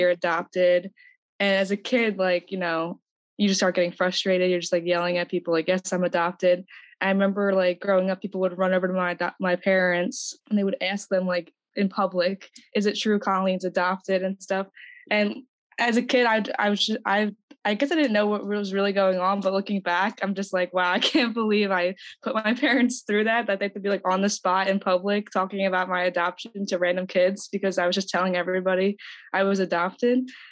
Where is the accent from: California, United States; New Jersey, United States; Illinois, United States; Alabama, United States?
New Jersey, United States; now in Pennsylvania, United States; I was born in New Jersey. Now I'm in Pennsylvania